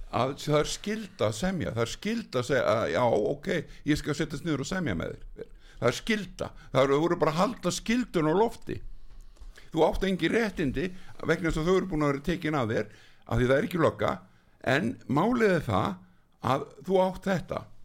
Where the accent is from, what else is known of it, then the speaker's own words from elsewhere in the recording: Iceland; við erum 340-50 Íslendingar